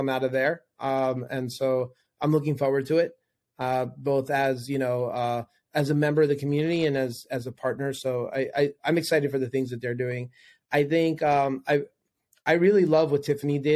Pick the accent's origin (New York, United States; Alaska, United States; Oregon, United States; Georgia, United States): New York, United States; New York City; also born or lived in Manhattan; I'm originally from New York. I lived in Manhattan for 13 years and a New Yorker